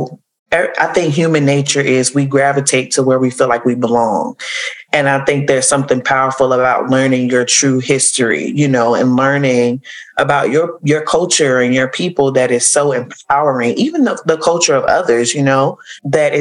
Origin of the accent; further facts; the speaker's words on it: southern Virginia, United States; growing up in the South, the southern part of Virginia